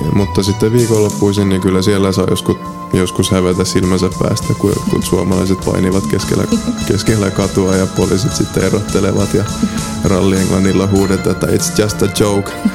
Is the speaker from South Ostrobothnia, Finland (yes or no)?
yes; Seinäjoki, South Ostrobothnia, Finland; first language Polish; moved away as an adult; now in Gdańsk, Poland; itse olen syntynyt Seinäjoella, Pohjois, no ei nyt ihan Pohjois-Pohjanmaalla, mutta Etelä-Pohjanmaalla. Kävin Suomessa koulun